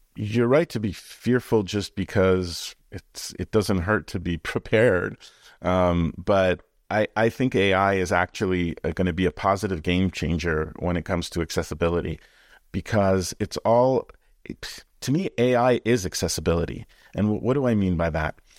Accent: Canada; born or raised there

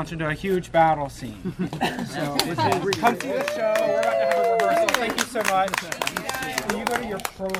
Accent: Greenville, North Carolina, United States; I'm originally from Greenville, North Carolina.

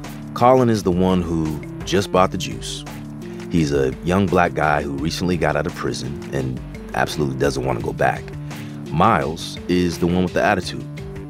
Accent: California, United States; Like me, he was also born and raised in the Bay Area.

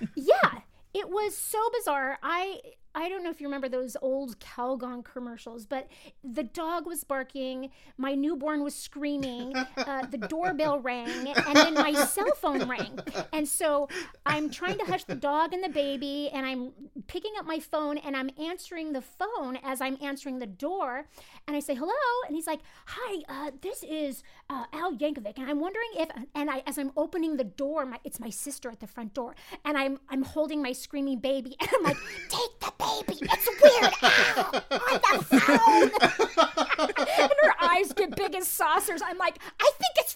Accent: Los Angeles, California, United States; also born or lived in Idaho; I was born and raised

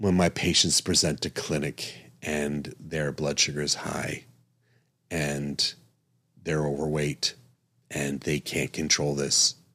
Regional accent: East Coast, United States; now in Arizona, United States; I'm from the East Coast, grew up on the East Coast

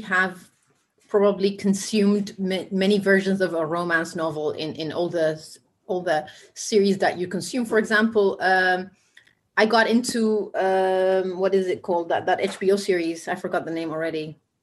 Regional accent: Ethiopia; now in Amsterdam, Netherlands; we grew up in similar in a sim- similar era in Ethiopia

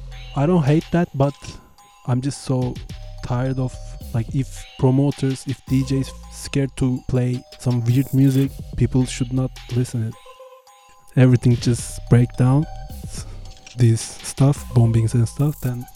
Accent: Istanbul, Turkey; English is a second language; I'm from Istanbul.

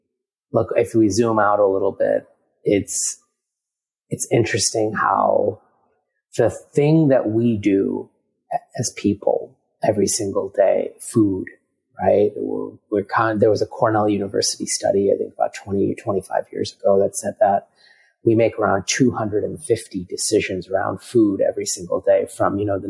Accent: India; India is an interesting quagmire of, you know, and, as I am Indian

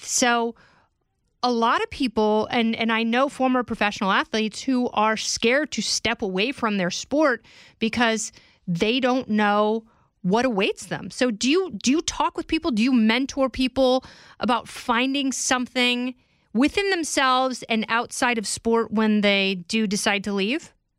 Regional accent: Oregon, United States; I grew up in Oregon

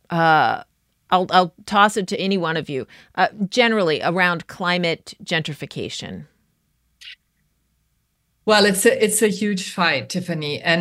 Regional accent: Brooklyn, New York, United States; I'm originally from Brooklyn and I know the feeling of gentrification and development

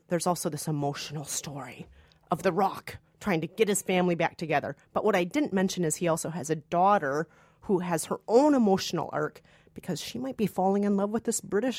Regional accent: Minnesota, United States; now in New York, United States; Well, not in Minnesota. In Minnesota, we had tornadoes, so we had tornado drills all the time as a kid in school.

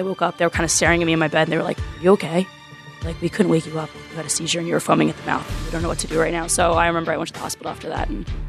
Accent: Pottstown, Pennsylvania, United States; moved away as an adult; now in Philadelphia, United States; I'm from Pottstown, Pennsylvania. I'm not used to big buildings. I'm used to farm country and running around having fields around me, not buildings.

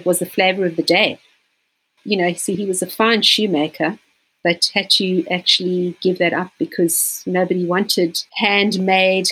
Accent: Johannesburg, Gauteng, South Africa; moved away as an adult; now in Cape Town, South Africa; I actually was born in Johannesburg, which is also known as Gauteng. It's probably about 2,000 k's from here. And I moved down to Cape Town just after finishing school.

